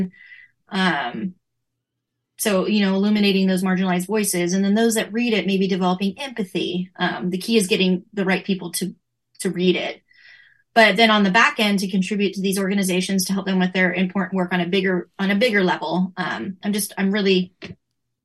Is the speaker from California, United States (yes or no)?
yes; Northern California, United States; I've lived my whole life in Northern California